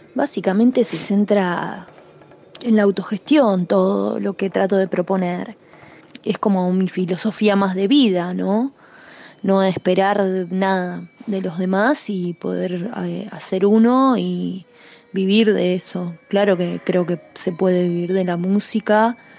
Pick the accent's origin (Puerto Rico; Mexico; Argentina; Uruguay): Argentina; Argentine Patagonia, Chubut; soy de Chubut, de la Patagonia Argentina